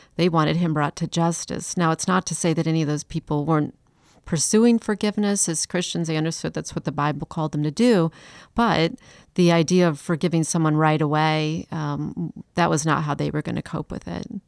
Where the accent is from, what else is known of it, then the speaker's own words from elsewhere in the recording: Chicago, Illinois, United States; also born or lived in Atlanta; now in Charleston, United States; I've lived here for twenty years, but I'm not from Charleston. I'm from Chicago. I lived in Atlanta, actually, for several years